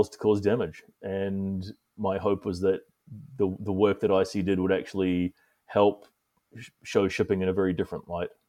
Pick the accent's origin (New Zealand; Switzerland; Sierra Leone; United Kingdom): New Zealand; also born or lived in Singapore / Greece; now in United States; Um, I'm originally from New Zealand, um, although I've lived uh, for a large part of my life in Singapore uh, and more recently Greece, and now I'm in the United States.